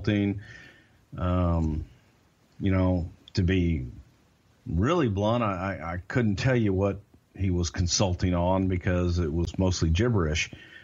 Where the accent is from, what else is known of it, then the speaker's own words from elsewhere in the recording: Texas, United States; I'm a Southerner. I'm from Texas